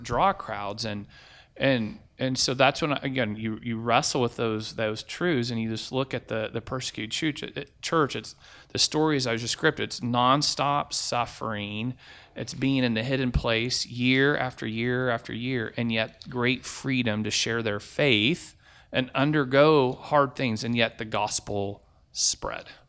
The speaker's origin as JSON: {"language": "English", "country": "United States", "said": "As an American"}